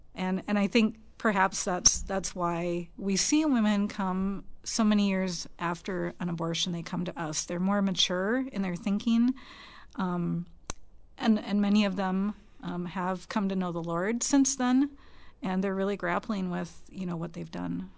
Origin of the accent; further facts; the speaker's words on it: Minnesota, United States; we moved back here to Minnesota, where we were both born and raised